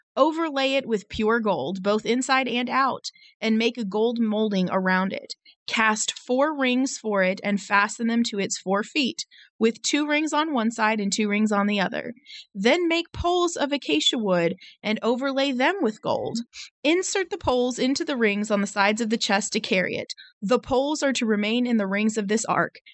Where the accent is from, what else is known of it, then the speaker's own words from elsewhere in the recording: United States; I'm American